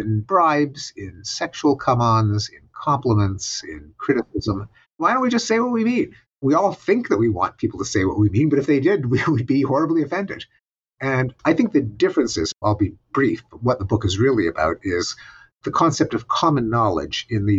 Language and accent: English; Quebec, Canada; moved away; growing up in Quebec